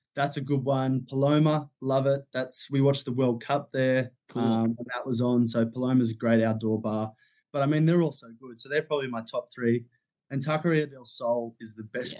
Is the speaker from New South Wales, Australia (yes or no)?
yes; Sydney, New South Wales, Australia; I come from Sydney, Australia